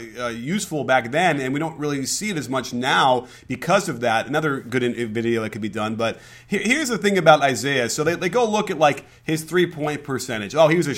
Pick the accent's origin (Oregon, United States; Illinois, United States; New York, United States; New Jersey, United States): Illinois, United States; Chicago; growing up in Chicago